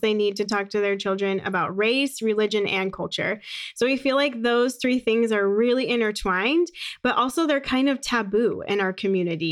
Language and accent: English; Phoenix, Arizona, United States; also born or lived in San Francisco, California; I was born in San Francisco. My parents are both from New York, and they moved to California when my mom was getting her P H D. And then, um, when I was about five, we ended up moving to Phoenix